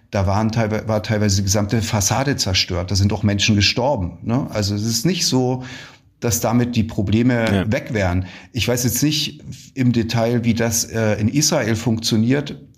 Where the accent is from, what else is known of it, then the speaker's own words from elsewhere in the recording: Ukraine; Wir haben uns gesagt als Ukrainer, wir machen das nicht. Wir greifen auch keine Ziele in Weißrussland an.